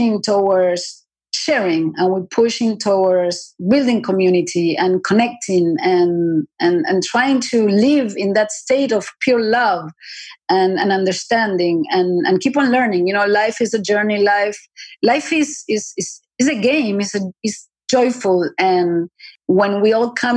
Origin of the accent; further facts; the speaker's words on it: Argentina; moved away; also born or lived in New York, United States; I was born in Argentina. I flew to New York. I lived in New York 16 years.